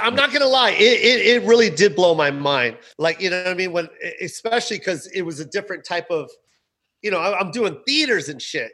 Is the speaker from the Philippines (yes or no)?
yes; Philippines; we've been speaking English for a hundred years now.